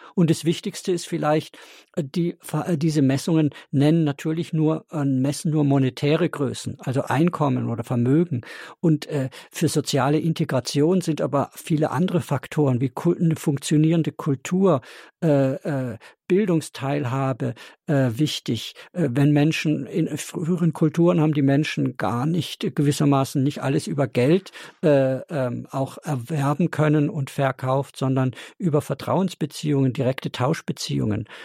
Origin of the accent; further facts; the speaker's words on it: Black Forest, Baden-Württemberg, Germany; Ich komme gebürtig auch aus dem Schwarzwald